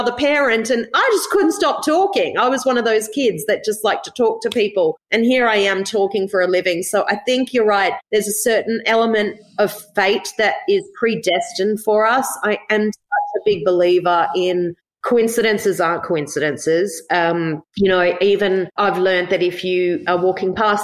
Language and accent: English; Gold Coast, Queensland, Australia; We grew up on the Gold Coast